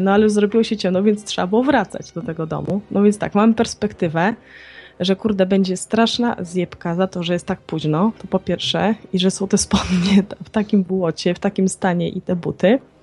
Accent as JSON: {"language": "Polish", "town": "Białystok", "region": "Podlaskie Voivodeship", "country": "Poland", "tie": "born or raised there", "said": "moje okolice, bo ja jestem, e, tak z urodzenia Białostoczanką."}